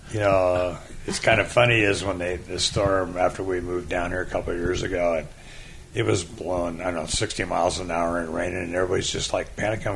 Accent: Port Angeles, Washington, United States; now in Daytona Beach, United States; I grew up in uh, up in the Olympic Peninsula, the state of Washington, little town called Port Angeles

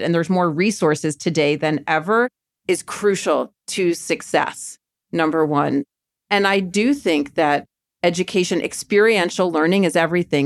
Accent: Maryland, United States; moved away as an adult; now in New York City, United States; growing up in Maryland

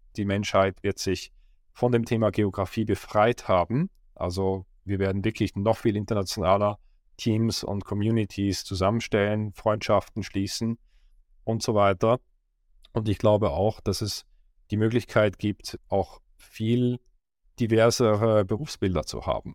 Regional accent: Switzerland; Ich war in der Schweiz, wo ich aufgewachsen bin, in einem kleinen Dorf mit mehr Kühen

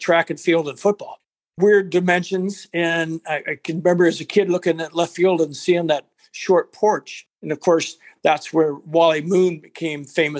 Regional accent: Los Angeles, California, United States; also born or lived in Chicago, Illinois; I grew up

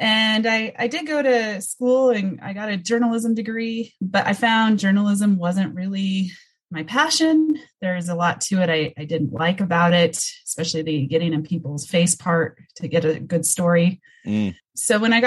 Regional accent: Colorado, United States; I grew up in Colorado

